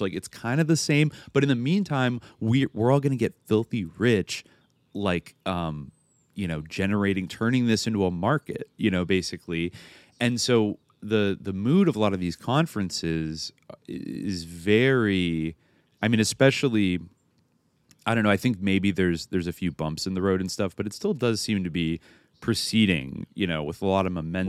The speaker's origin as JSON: {"language": "English", "area": "East San Francisco Bay Area", "region": "California", "country": "United States", "tie": "born or raised there", "said": "I grew up in the East San Francisco Bay Area"}